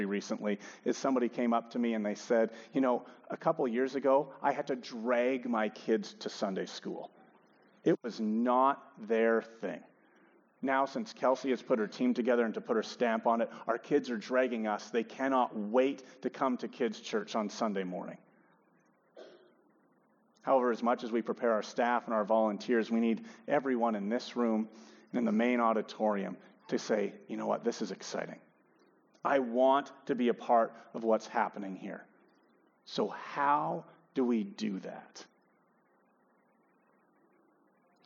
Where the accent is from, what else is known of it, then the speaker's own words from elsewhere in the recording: Edmonton, Alberta, Canada; also born or lived in Regina; I'm born and raised in Edmonton